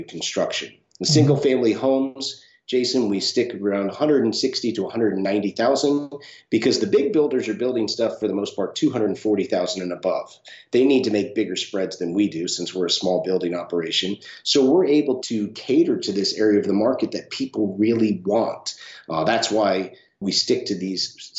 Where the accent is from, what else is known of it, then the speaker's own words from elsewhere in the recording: Northeast, United States; also born or lived in California; now in St. Augustine, United States; where I grew up in the Northeast, it was normally a three-month short-term rental market